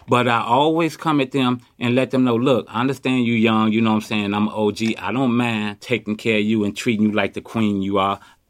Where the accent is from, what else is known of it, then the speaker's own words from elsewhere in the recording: Chicago, Illinois, United States; now in Oakland, United States; I was born and raised in Chicago. I grew up in the projects, Robert Taylor, and moved to the Ida B. Wells